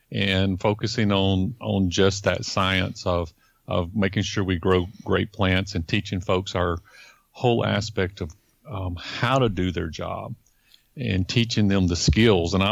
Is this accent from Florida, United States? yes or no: yes; Florida, United States; because um, I was from Florida. I had been in Florida for so many years